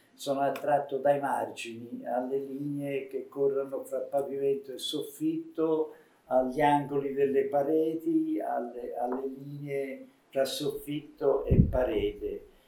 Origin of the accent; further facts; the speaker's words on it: Tuscany, Italy; essendo toscano mi sento un po' etrusco